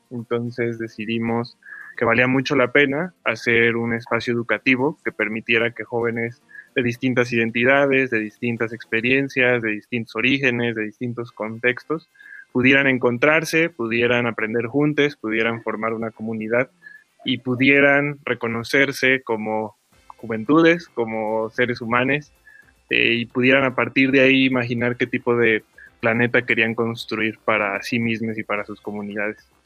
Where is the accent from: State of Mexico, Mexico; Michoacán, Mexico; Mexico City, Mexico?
Mexico City, Mexico; soy originario de la Ciudad de México